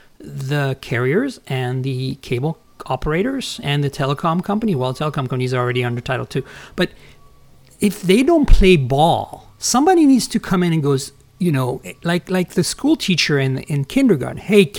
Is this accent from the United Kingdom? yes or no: no; Canada; also born or lived in France; now in United States; Look, I grew up in Canada, which is a socialist country. I grew up in France, which is a socialist country.